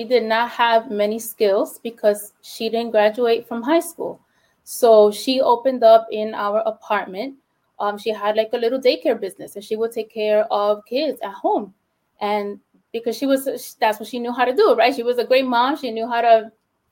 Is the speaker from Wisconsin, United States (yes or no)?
no; New York City, New York, United States; first language Spanish; English is a second language; I'm from the Bronx, born and raised in the Bronx, only child